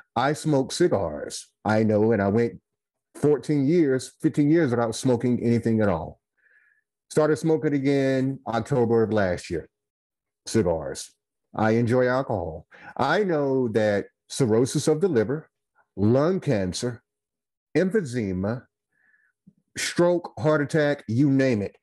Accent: Goldsboro, North Carolina, United States; now in Winston-Salem, United States; I hail from Goldsboro, North Carolina. I live in Winston-Salem, North Carolina

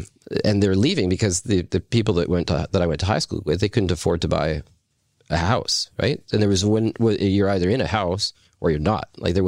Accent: Deep Cove, British Columbia, Canada; like I grew up in Deep Cove, so if you grow up in that community, you kind of, all my friends are from all different walks of life

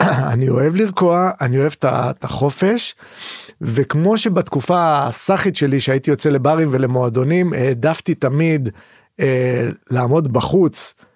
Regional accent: Haifa, Haifa District, Israel; אני גדלתי בחיפה

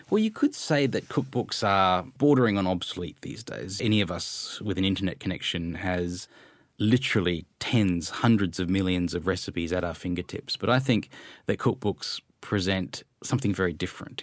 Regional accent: Australia; also born or lived in Malaysia; growing up in Malaysia and Australia

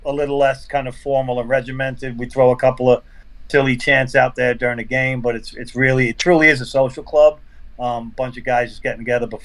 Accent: New York City, New York, United States; I'm born and raised in New York. I've been here, you know, born in the Inwood section of Manhattan, live here my whole life

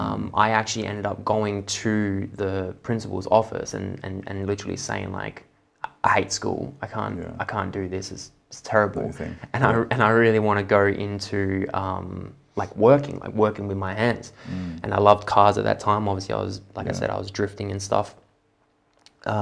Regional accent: Perth, Western Australia, Australia; Here in Perth. Yeah. Both my parents, just not spiritual at all.

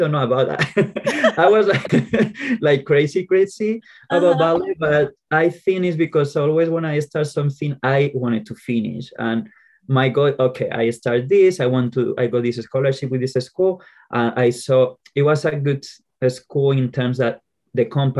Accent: Colmenar Viejo, Community of Madrid, Spain; English is a second language; moved away; I grew up in this little town

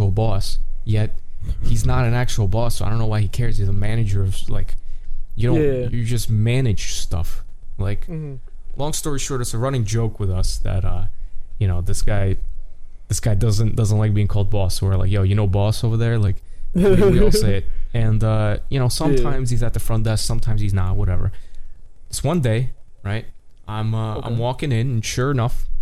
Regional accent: New York, United States; being a New Yorker

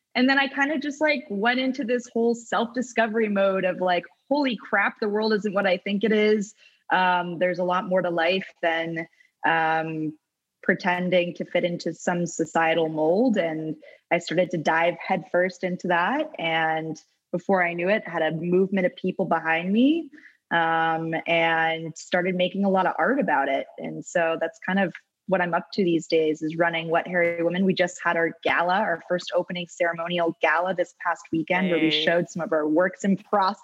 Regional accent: Vermont, United States

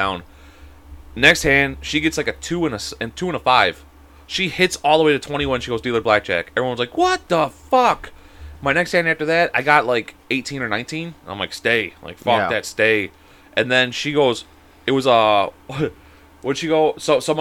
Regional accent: Chicago, Illinois, United States; I'm from, like, the Cook County, like, area and shit like that, you know, over there. Like, you know, not too in the city, but I'm still in the city

